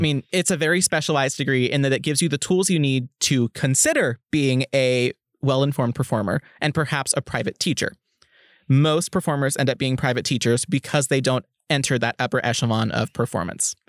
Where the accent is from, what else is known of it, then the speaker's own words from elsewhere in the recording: Oklahoma, United States; moved away; also born or lived in Kansas; I'm originally from Oklahoma, and had I stayed in state, my degree would have looked completely different